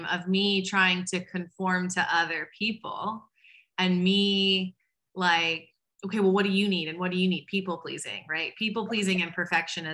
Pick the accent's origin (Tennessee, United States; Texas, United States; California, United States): Texas, United States; Waco; I'm from Waco, Texas, which is a really conservative Southern Baptist town